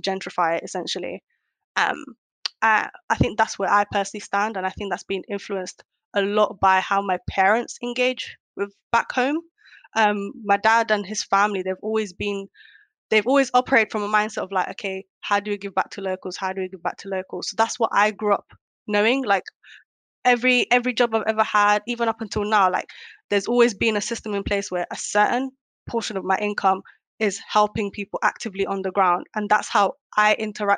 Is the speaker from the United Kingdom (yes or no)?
yes; United Kingdom; also born or lived in Kenya / Netherlands; based on the upbringing in the UK as a British Somali